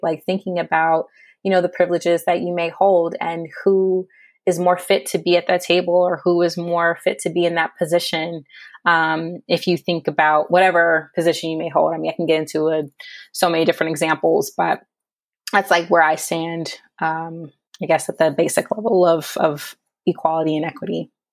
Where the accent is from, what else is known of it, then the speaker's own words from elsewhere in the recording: San Diego, California, United States; moved away as an adult; also born or lived in Berkeley / New York; in solidarity with U C San Diego, um, which is my hometown